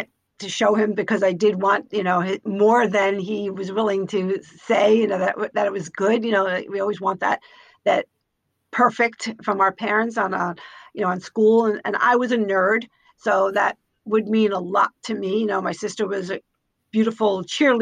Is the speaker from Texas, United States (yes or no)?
no; Yonkers, New York, United States; I grew up in Yonkers, New York